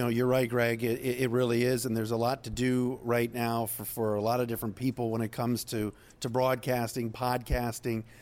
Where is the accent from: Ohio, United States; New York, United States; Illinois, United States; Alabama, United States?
Ohio, United States; Cleveland; moved away; also born or lived in Syracuse; growing up in Cleveland